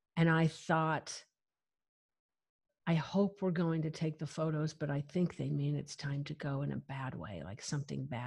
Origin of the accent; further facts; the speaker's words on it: near Rye, Colorado, United States; moved away; I'm like from like 20 minutes from there. I'm like from literally the middle of nowhere on the Santa Isabel National Forest